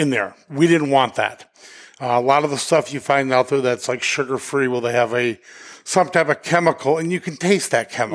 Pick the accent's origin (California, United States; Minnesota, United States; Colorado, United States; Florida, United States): Colorado, United States; Denver; moved away as an adult; now in New Hampshire, United States; we're originally from Denver